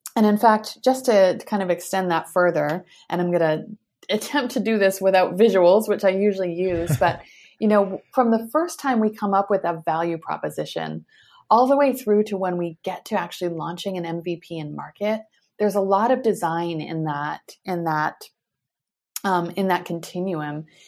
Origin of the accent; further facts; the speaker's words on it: United States; moved away as an adult; also born or lived in Europe / Asia; now in Palo Alto, United States; as an American, you know, living overseas